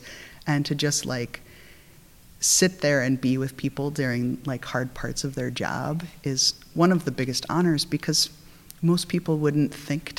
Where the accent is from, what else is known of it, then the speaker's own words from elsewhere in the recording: South Dakota, United States; now in San Francisco, United States; growing up in South Dakota